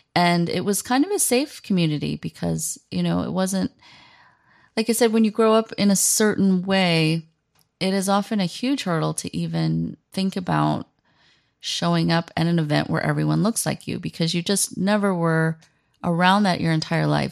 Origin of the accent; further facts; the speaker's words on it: United States; moved away as an adult; now in South Korea; I am coming at this as an American, raised in, raised in America